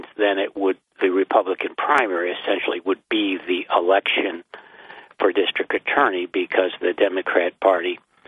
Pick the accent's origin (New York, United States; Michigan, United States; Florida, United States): New York, United States; Binghamton; I'm from Binghamton.